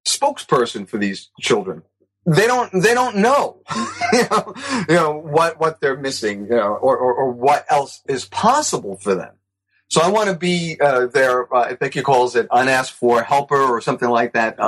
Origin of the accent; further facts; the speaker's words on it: New York City, New York, United States; moved away; I grew up in the Bronx.